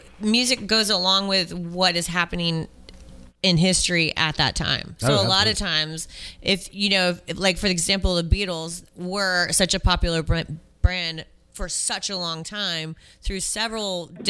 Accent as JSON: {"language": "English", "region": "New England", "country": "United States", "moved": "yes", "lives_now": "Alabama, United States", "said": "We're Yankee transplants."}